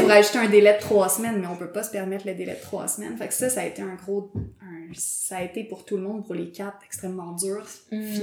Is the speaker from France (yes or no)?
no; Montreal, Quebec, Canada; j'ai grandi à Montréal, dans Rosemont